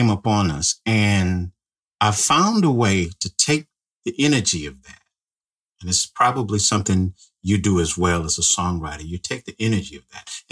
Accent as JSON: {"language": "English", "region": "Central California", "country": "United States", "tie": "born or raised there", "said": "I grew up in California, Central California"}